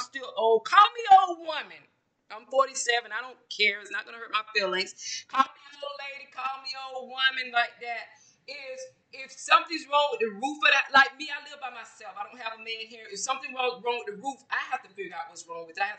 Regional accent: Georgia, United States; I'm from Georgia, I'm from the South

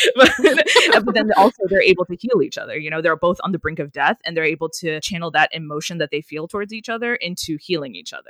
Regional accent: United States; first language English; I'm Indian. Well, I'm American, but, but, um, but, um, my family is Indian

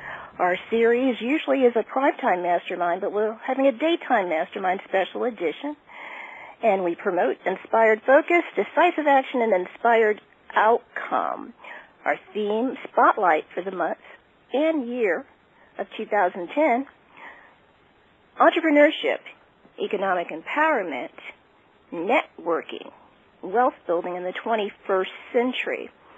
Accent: Washington, District of Columbia, United States; Growing up in the Washington metropolitan area

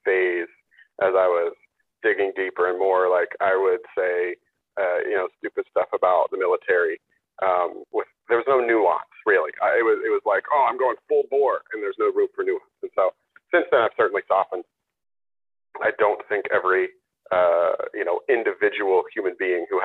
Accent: Pennsylvania, United States; moved away as an adult; now in Connecticut, United States; I'm originally from Pennsylvania, but I moved to Connecticut in 2012

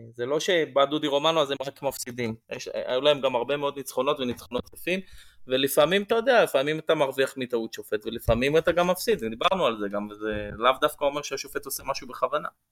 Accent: Tel Aviv, Tel Aviv District, Israel; moved away as an adult; now in Yavne, Israel; נולדתי בתל אביב וגדלתי בקריית שלום, ואני בעשר שנים האחרונות אה, גר ביבנה

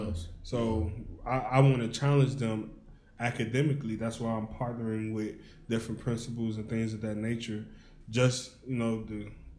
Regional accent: Hopkins Park, Illinois, United States; Man, all right … man. I'm from Hopkins Park.

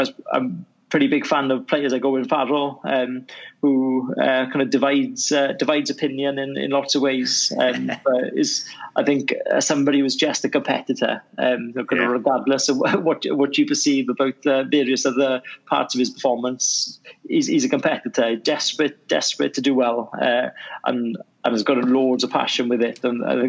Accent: Wales, United Kingdom; I was in an area where right on the border of Swansea and Llanelli.

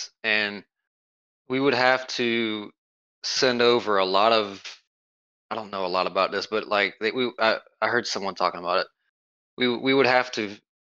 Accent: United States; being an American dude

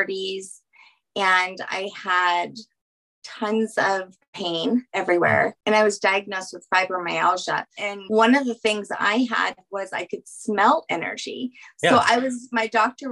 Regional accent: Louisiana, United States; I'm originally from Louisiana.

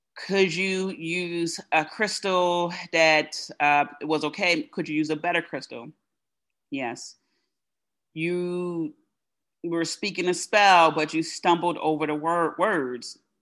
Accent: United States; first language English; as an American who speaks English as their as her first language

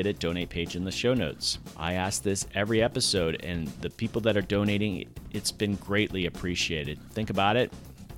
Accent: Florida, United States; I grew up mainly in Florida in tropical areas

